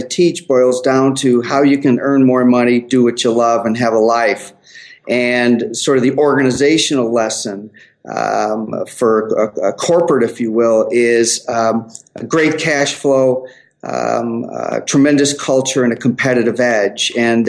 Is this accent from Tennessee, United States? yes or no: no; Chicago, Illinois, United States; also born or lived in Denver; now in Minneapolis, United States; Actually, Chicago is my home of origin, but I live in Minneapolis.